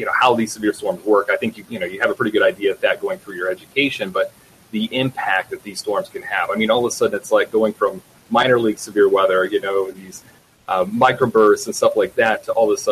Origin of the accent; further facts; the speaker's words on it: Indiana, United States; also born or lived in West Virginia; I grew up in Indiana, went to Purdue